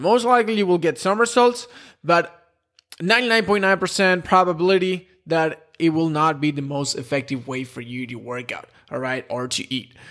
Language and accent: English; Spain; I'm from Spain